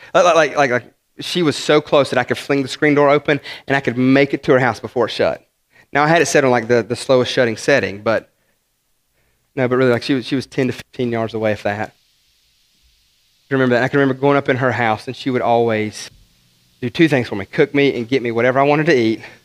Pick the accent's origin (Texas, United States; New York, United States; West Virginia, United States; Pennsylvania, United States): West Virginia, United States; I'm some hick from West Virginia